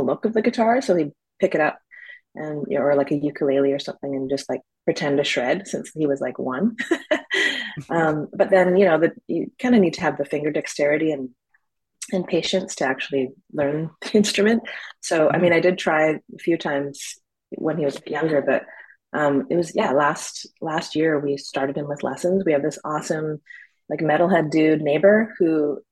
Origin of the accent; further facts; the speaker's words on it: Burnaby, British Columbia, Canada; also born or lived in Victoria, British Columbia; now in Vancouver, Canada; I grew up in Burnaby, actually.